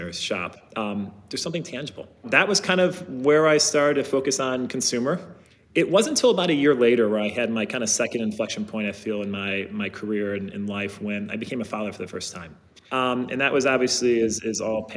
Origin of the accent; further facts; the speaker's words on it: Ohio, United States; I grew up in the Midwest in Ohio